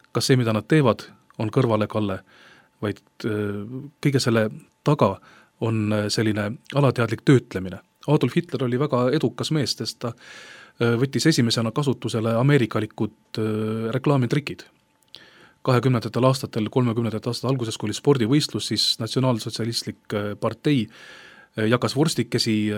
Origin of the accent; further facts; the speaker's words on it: Estonia